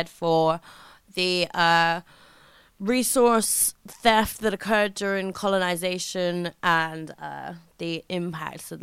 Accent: United Kingdom; as a British person

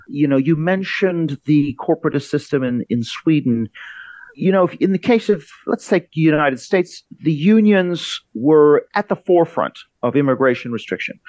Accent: Canada; I'm from Canada

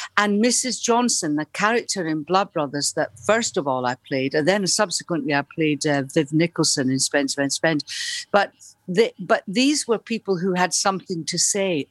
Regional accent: Dunfermline, Scotland, United Kingdom; moved away as an adult; also born or lived in Liverpool / London; At the Labour Exchange in Dunfermline

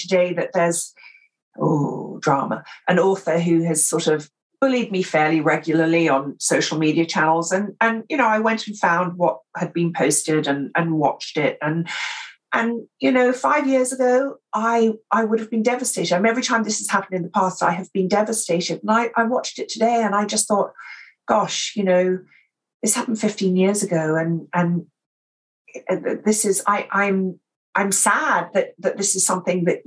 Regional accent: England, United Kingdom; accent: received pronunciation

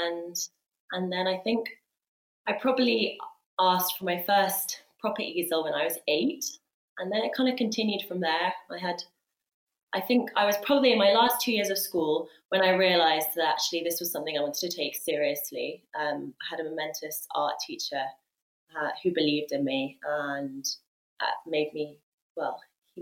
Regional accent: Sussex, South East England, United Kingdom; also born or lived in Leeds; now in London, United Kingdom; I was born in Sussex.

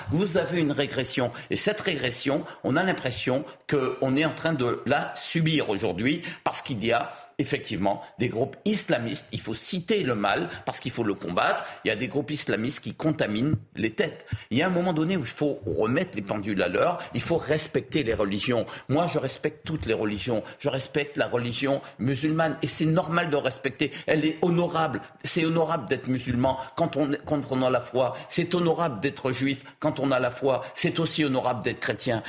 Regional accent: Guadeloupe; je suis d'origine libanaise, je suis guadeloupéen à 100%

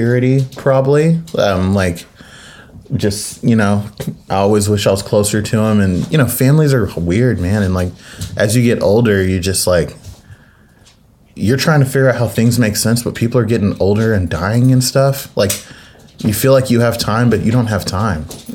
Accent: Mustang, Oklahoma, United States; a Black kid growing up in Mustang, Oklahoma

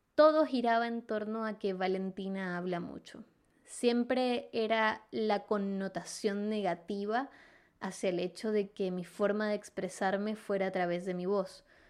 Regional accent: Venezuela; moved away as an adult; now in Chile; soy venezolana, resido en Chile desde hace 5 años y medio

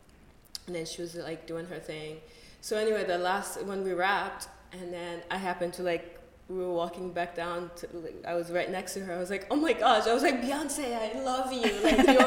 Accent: Boston, Massachusetts, United States; moved away; also born or lived in Moscow; Growing up in Boston

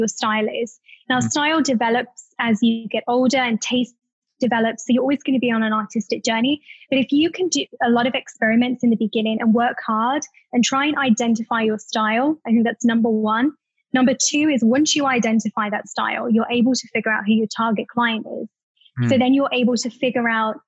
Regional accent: Staffordshire, West Midlands, United Kingdom; moved away as an adult; also born or lived in London; being British

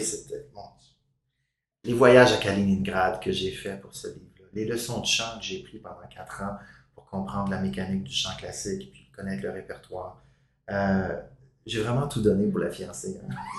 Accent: Gaspésie, Quebec, Canada; also born or lived in Toronto; now in Montreal, Canada; de cette petite ville de Gaspésie où j'avais grandi

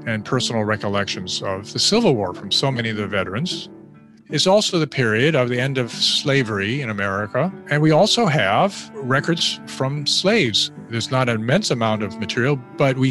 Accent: Oakland, California, United States; I grew up in the Oakland area in California. I'm a fourth generation Californian.

